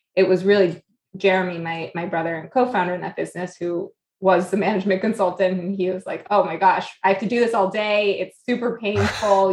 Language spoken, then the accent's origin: English; New York, United States; moved away; also born or lived in South Florida / Boston; I was born here. I'm a New Yorker.